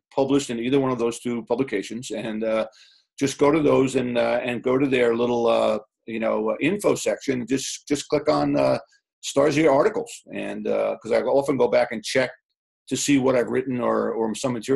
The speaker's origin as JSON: {"language": "English", "area": "Long Island", "region": "New York", "country": "United States", "tie": "born or raised there", "moved": "as an adult", "said": "Growing up on Long Island"}